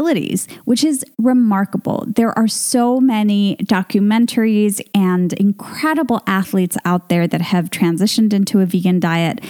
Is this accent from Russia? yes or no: no; Venezuela; My home country of Venezuela